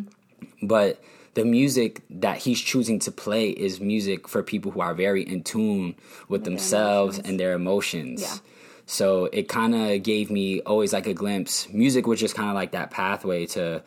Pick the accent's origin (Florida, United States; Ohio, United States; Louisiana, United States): Florida, United States; Kissimmee; moved away as an adult; also born or lived in Bronx, New York; now in Los Angeles, United States; I'm from a small town outside of Orlando called Kissimmee, Florida